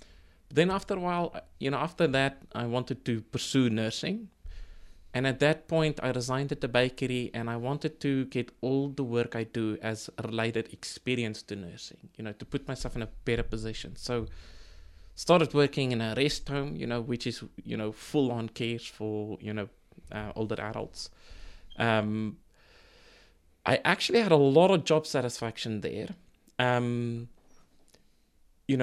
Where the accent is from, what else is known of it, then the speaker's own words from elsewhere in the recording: South Africa; now in New Zealand; So when I came to New Zealand from South Africa, I ended up in a bakery, you know, working as a baker's assistant